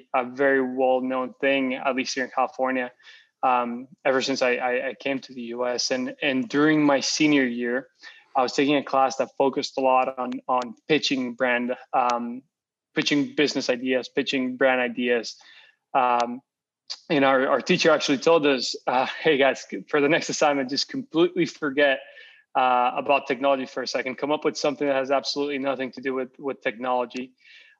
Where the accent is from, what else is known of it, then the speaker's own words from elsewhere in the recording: Costa Rica; first language Spanish; English is a second language; moved away as an adult; now in Los Angeles, United States; So I'm originally from Costa Rica. I was born and raised over there. I lived there till I was 18, and then I got a scholarship to come to school here in the U.S.